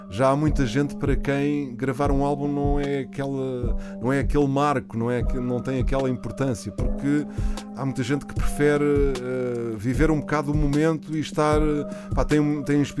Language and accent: Portuguese; Porto, Norte, Portugal; sou do Porto.